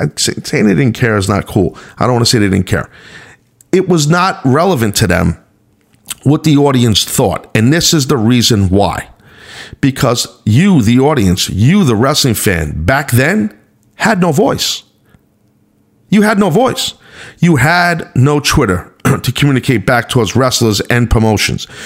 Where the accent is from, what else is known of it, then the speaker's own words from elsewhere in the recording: New York, United States; I was from the north I was from New York